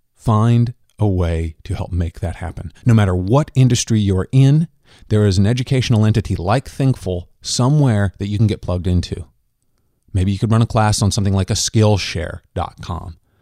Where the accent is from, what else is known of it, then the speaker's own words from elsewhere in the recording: Kansas, United States; also born or lived in Minnesota; I'm from Kansas